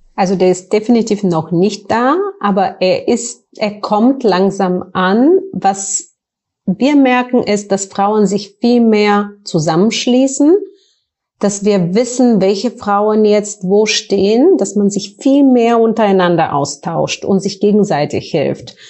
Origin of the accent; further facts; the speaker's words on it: Bulgaria; German is a second language; moved away as an adult; also born or lived in United States / Frankfurt; now in Germany; Ich komme aus Bulgarien ursprünglich, hört man vielleicht so ein bisschen